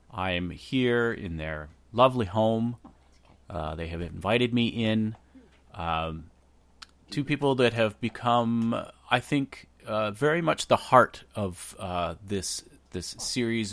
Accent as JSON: {"language": "English", "town": "Windsor", "region": "Ontario", "country": "Canada", "tie": "born or raised there", "said": "I was born in Windsor. I grew up in Riverside."}